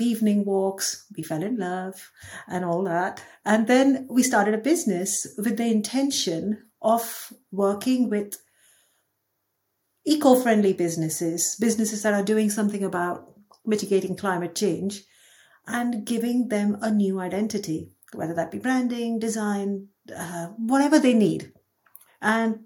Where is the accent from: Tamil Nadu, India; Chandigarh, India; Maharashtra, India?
Maharashtra, India; Mumbai; moved away as an adult; also born or lived in Dubai; now in United Kingdom; I was born in Dubai. I grew up in Mumbai until I was 22. Then I came to the UK for my master's